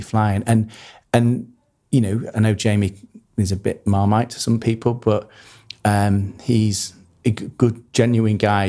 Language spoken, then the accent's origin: English; Harrogate, Yorkshire and the Humber, United Kingdom; born or raised there; also born or lived in Manchester